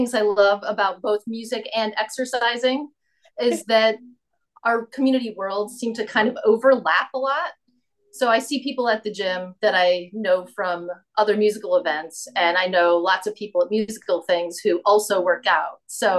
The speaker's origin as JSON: {"language": "English", "town": "Long Island", "region": "New York", "country": "United States", "tie": "born or raised there", "said": "I am not from Toledo. I grew up on Long Island, New York. Okay. And so a lot of people are surprised when they hear that because I don't sound necessarily like a typical New Yorker."}